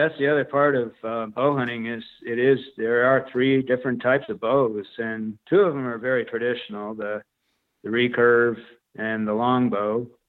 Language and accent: English; New England, United States; Well, I grew up in New England and basically had a lot of experience with camping and hiking through Boy Scouts, through my family.